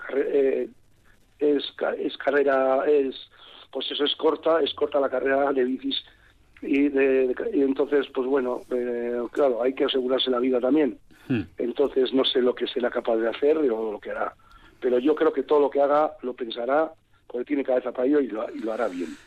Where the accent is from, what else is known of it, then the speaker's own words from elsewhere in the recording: San Sebastián, Basque Country, Spain; yo soy donostiarra, bueno, la donostiarra, pero dije, oye, que esta que yo nací en Donostia